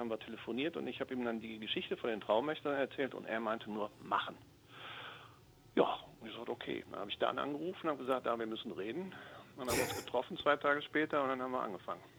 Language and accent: German; Düsseldorf, North Rhine-Westphalia, Germany; ich komme aus Düsseldorf